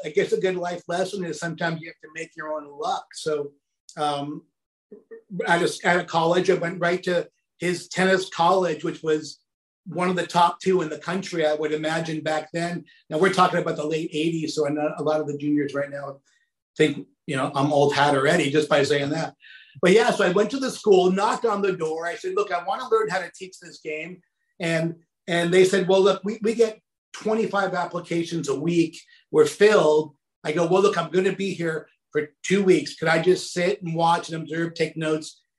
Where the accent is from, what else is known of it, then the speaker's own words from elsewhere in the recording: Saudi Arabia; I grew up, it was really kind of funky, but I grew up in Saudi Arabia and my dad worked for an company called Aramco back there.